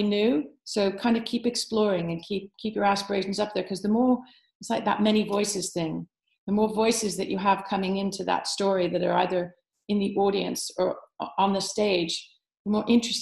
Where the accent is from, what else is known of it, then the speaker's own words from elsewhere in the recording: United States; now in United Kingdom; being American born